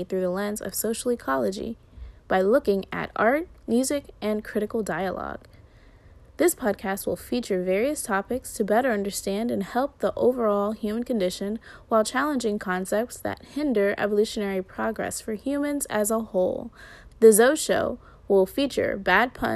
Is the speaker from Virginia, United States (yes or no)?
yes; Arlington, Virginia, United States; moved away as an adult; also born or lived in California; I am from Virginia, Arlington, Virginia, actually, and I moved to California for school